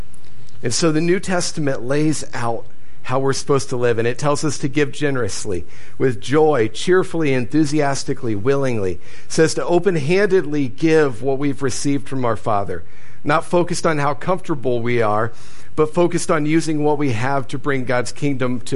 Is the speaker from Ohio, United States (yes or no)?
yes; Ohio, United States; moved away; I grew up in Ohio